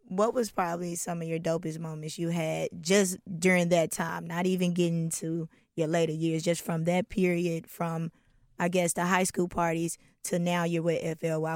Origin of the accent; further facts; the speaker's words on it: Atlanta, Georgia, United States; growing up in Atlanta